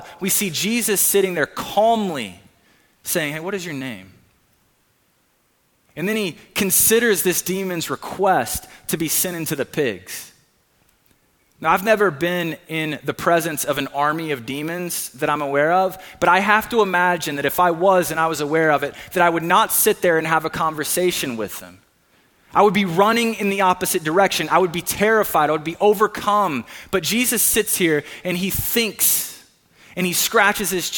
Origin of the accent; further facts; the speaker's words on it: Hueytown, Alabama, United States; now in Brea, United States; I am from Hueytown, Alabama. My mom lives in Hueytown, Alabama